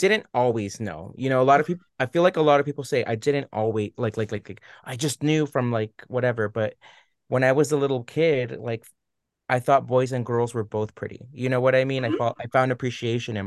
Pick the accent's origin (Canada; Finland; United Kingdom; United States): United States; Orange County, California; growing up in Orange County